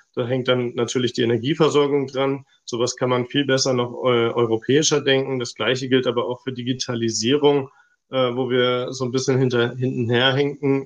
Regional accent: Hilden, North Rhine-Westphalia, Germany; moved away as an adult; also born or lived in Stuttgart; now in Nuremberg, Germany; ich komme ursprünglich aus Hilden im Rheinland äh, zwischen Düsseldorf und Köln.

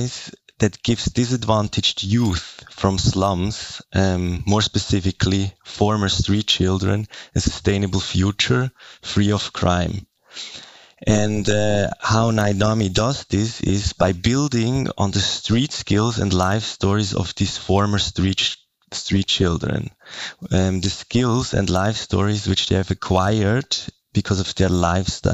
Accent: Zurich, Switzerland; I'm from the German part of Switzerland. I'm born and raised in Zurich.

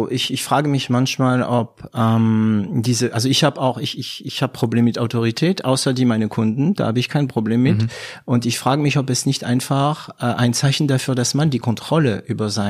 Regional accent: France; accent: French; German is a second language; mit meinem französischen Akzent. Mhm. Meine Studenten lachen sich immer kaputt, äh, wenn ich Englisch rede. Naja, auch wenn ich Deutsch rede

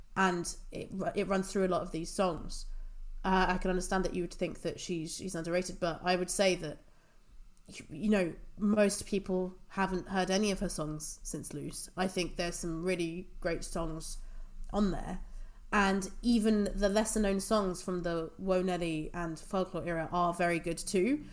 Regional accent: England, United Kingdom; growing up in England

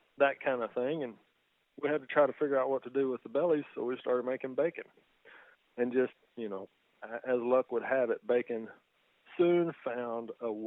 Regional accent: Texas, United States; I'm just a guy that's kind of born and raised in Texas

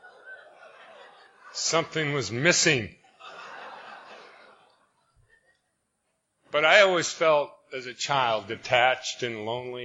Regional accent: Spokane, Washington, United States; I'm from Spokane, Washington

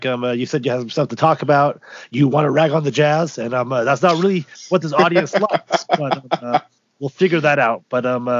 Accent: Utah, United States; growing up in Utah, I do see why people say that.

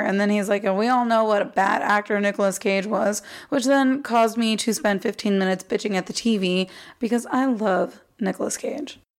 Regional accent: Arizona, United States; also born or lived in Texas; My parents moved us to Arizona, right, like when I was one or two or something like that but Arizona is where I've spent the last 27 years

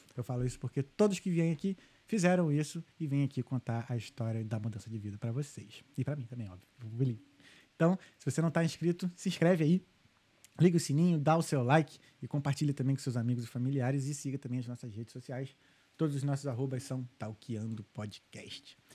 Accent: Rio de Janeiro, Brazil; moved away as an adult; now in Ireland; a gente cresceu no Rio, eu e meus irmãos, a gente cresceu no Rio

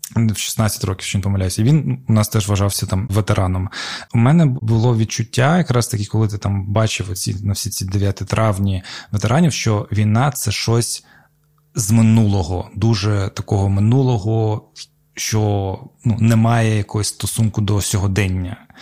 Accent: Crimea, Ukraine; moved away as an adult; now in Kyiv, Ukraine; коли я почав ну, навчатися, переїхав там з Криму в Київ

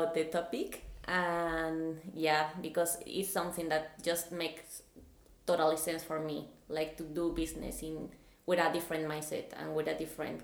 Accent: Mexico City, Mexico; moved away as an adult; now in Denmark; I am from Mexico City, and I came to Denmark

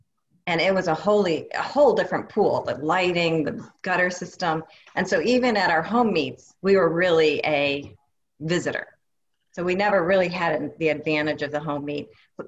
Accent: Birmingham, Michigan, United States; I am from Birmingham, Michigan.

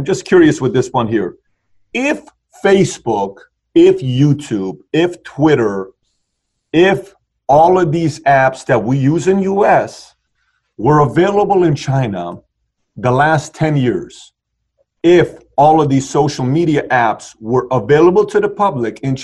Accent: Tehran, Tehran Province, Iran; I'm from Iran. I'm born in 1978. I was born in Tehran

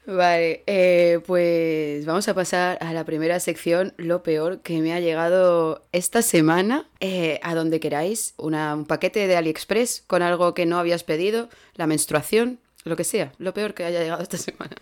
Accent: Andalusia, Spain; moved away as an adult; now in Germany; qué bien hablo inglés para ser andaluza

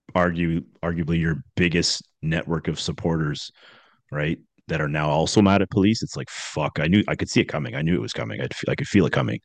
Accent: just outside of Toronto, Ontario, Canada; also born or lived in Scarborough, Toronto; I grew up uh, just outside of Toronto. Actually, I was born in Scarborough, which is in Toronto

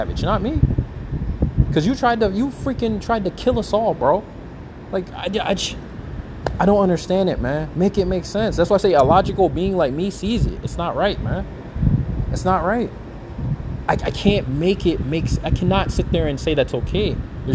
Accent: United States; I was from the United States

